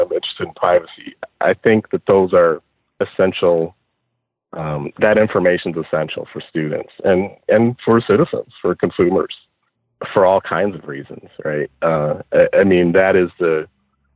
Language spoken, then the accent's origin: English; Detroit, Michigan, United States; I am from Detroit